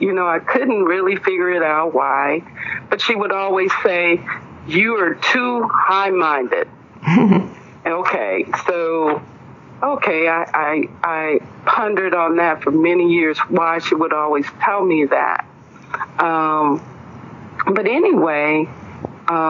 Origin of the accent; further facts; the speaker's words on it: Greenville, Mississippi, United States; now in Houston, United States; I grew up in Greenville, Mississippi, the Mississippi Delta